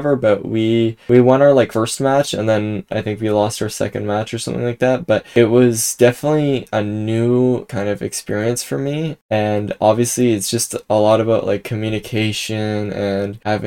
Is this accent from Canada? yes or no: yes; Canada; I'm from Canada, so I learned French in high school